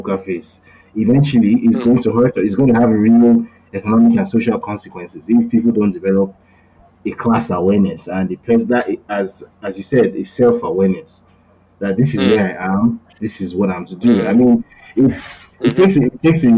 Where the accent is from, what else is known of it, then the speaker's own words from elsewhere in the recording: Lagos, Nigeria; also born or lived in Bariga, Lagos; I was raised in Ogudejeri